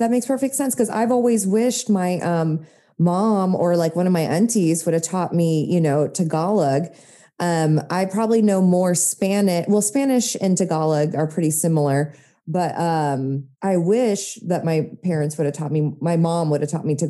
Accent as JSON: {"language": "English", "country": "Japan", "tie": "born or raised there", "said": "my dad's originally from the California Bay Area. And then my mother is from the Philippines, but then I grew up in Japan."}